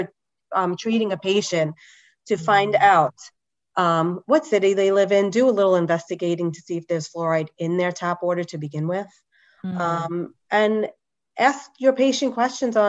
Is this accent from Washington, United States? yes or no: no; New York, United States; I grew up in New York